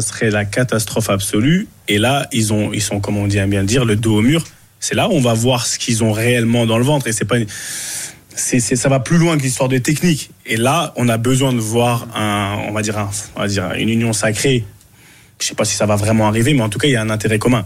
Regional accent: Cameroon; on est camerounais

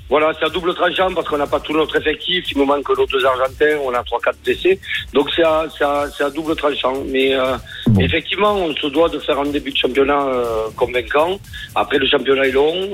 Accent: Salanque, Occitania, France; comme je suis de Salanque

